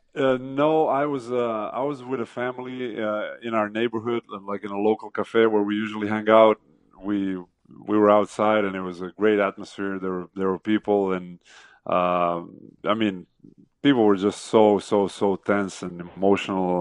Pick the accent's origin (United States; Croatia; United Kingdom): Croatia; Zagreb, City of Zagreb; that is my hometown